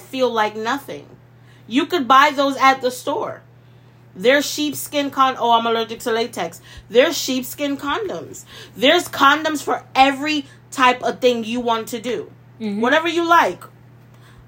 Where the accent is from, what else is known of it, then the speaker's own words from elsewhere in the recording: Jamaica; I was born in Jamaica